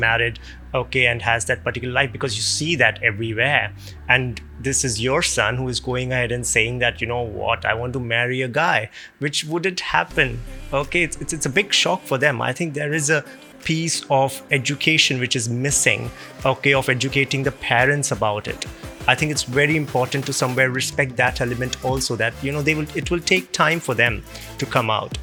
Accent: India; moved away; I'm originally from India

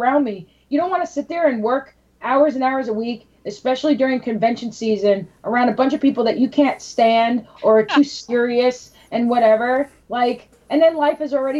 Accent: New York City, New York, United States; I'm from New York City

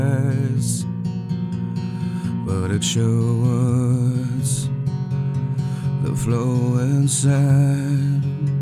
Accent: Manila, Metro Manila, Philippines; moved away; I was born and raised in the Philippines, in Tondo, Manila. It's probably the poorest place in the Philippines.

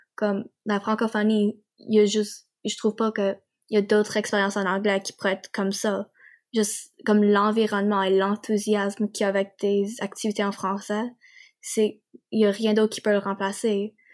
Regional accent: Nova Scotia, Canada; accent: Acadian / Nova Scotia; je viens de la Nouvelle-Écosse

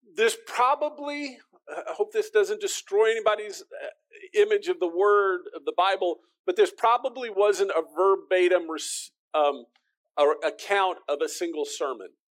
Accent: United States; as the American

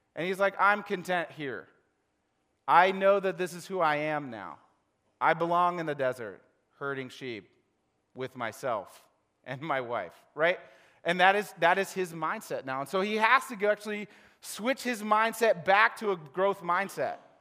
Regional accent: Ohio, United States; I'm from Ohio

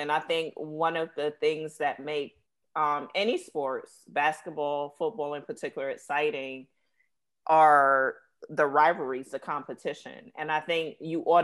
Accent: New York, United States; I'm from New York too

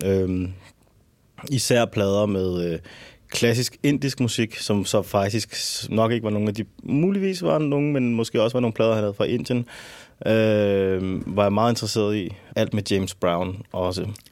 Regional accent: Albertslund, Capital Region of Denmark, Denmark; jeg er født og opvokset i Alberslund

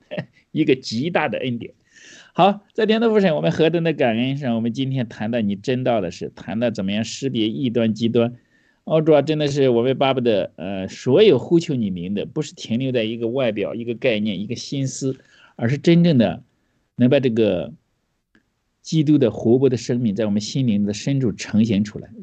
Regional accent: China; 你知道我们中国人都说

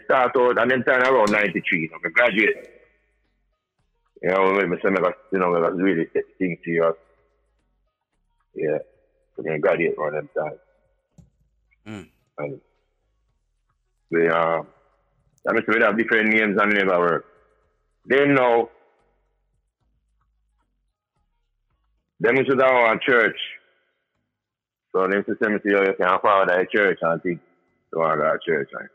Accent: East Orange, New Jersey, United States; we're from East Orange.

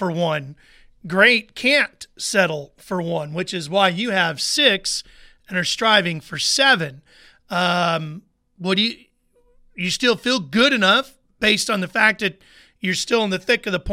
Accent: Sacramento, California, United States; I grew up in Northern California in Sacramento, so we used to have the Sacramento Mile when I was younger

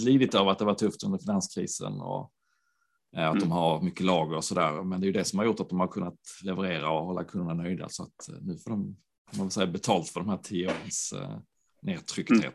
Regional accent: Landskrona, Skåne, Sweden; Landskrona, min hemstad

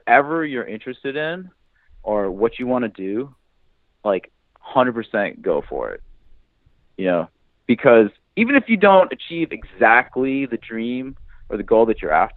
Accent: New Hampshire, United States; I grew up in New Hampshire.

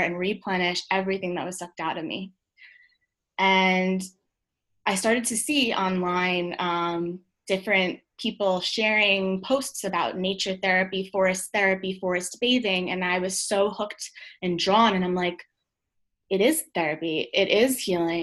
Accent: Long Island, New York, United States; I grew up in Long Island.

